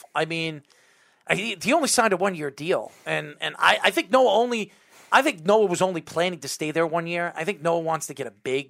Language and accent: English; Patchogue, New York, United States; Obviously I'm from Patchogue.